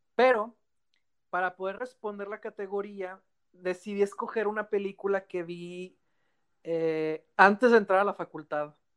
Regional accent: Mexico

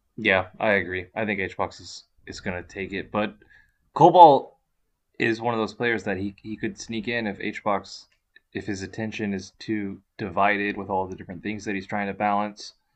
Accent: Texas, United States; as a Texas boy

